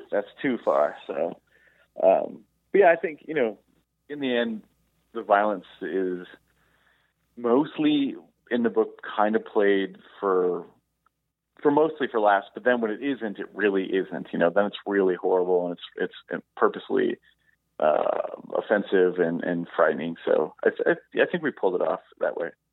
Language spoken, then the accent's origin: English; Wausau, Wisconsin, United States; I was growing up in Wausau, Wisconsin